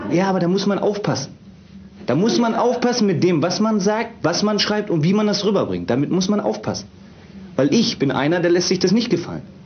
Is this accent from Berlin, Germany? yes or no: no; Memmingen, Bavaria, Germany; moved away; ich komme aus Memmingen